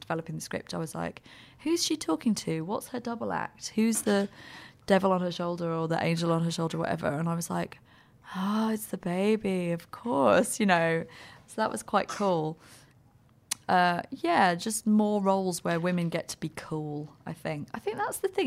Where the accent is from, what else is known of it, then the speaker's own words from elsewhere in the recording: United Kingdom; we're the same age and we're British